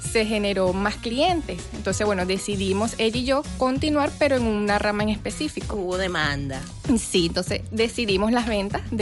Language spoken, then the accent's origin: Spanish; Venezuela; Sí, bueno, como todo venezolano, sabemos que la situación está un poco difícil en el país.